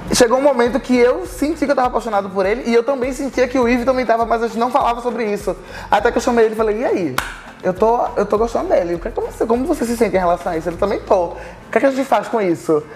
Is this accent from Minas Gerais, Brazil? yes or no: no; Recife, Pernambuco, Brazil; moved away as an adult; now in Rio de Janeiro, Brazil; E quando a gente se mudou pro Rio, a gente era de Recife, a gente veio de Recife junto pro, pro Rio de Janeiro